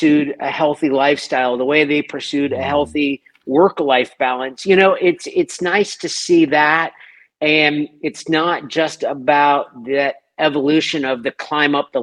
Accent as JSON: {"language": "English", "town": "Washington", "region": "District of Columbia", "country": "United States", "tie": "born or raised there", "moved": "yes", "said": "being born and raised in Washington, D.C., which I was"}